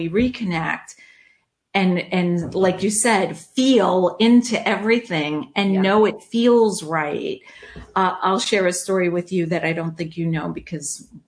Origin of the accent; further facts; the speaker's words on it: New York, United States; now in Charlotte, United States; I came from New York. My husband came from DC. We met in Charlotte, married, had our son, adopted our daughter, and life was fabulous.